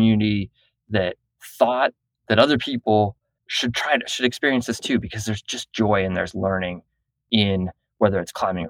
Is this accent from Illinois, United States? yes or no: no; Southern Florida, United States; I grew up in Southern Florida near the Intercoastal Waterway.